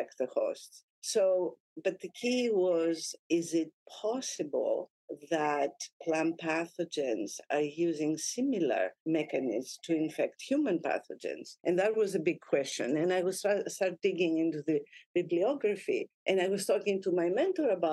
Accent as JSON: {"language": "English", "country": "Greece", "tie": "born or raised there", "also_born_or_lived": "Lebanon / Naples, Italy", "moved": "as an adult", "lives_now": "United States", "said": "I was born in Lebanon, and I moved to Greece with my mom when I was about 6 years old."}